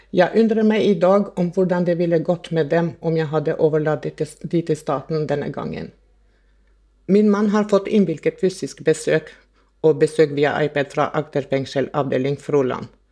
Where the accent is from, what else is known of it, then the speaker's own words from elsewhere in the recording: Kosovo; now in Norway; Jeg er opprinnelig fra Kosovo og flyttet til Norge i 1990.